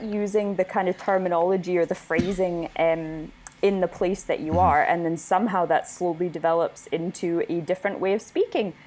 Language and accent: English; Winnipeg, Manitoba, Canada; moved away as an adult; now in Scotland, United Kingdom; I am from Winnipeg, which is smack dab in the middle of Canada